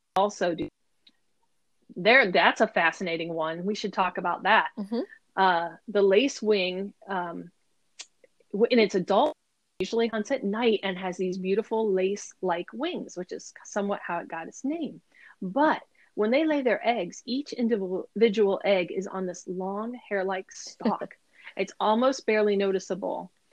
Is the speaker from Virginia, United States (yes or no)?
no; Ohio, United States; now in Maryland, United States; I grew up in Ohio um, on a farm, a small farm